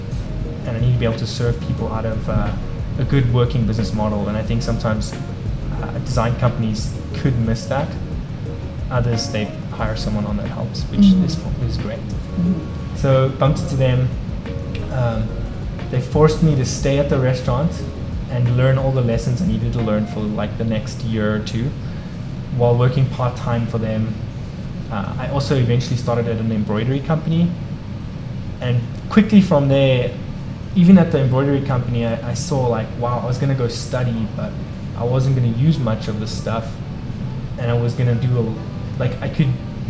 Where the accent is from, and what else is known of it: Mpumalanga, South Africa; born or raised there; moved away as an adult; now in United States